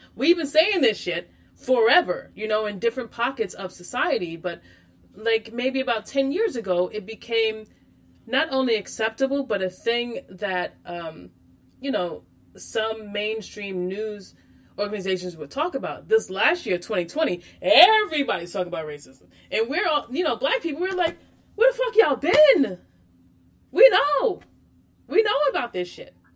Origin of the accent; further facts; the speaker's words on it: Freeport, New York, United States; I grew up on Long Island um, in New York, in Freeport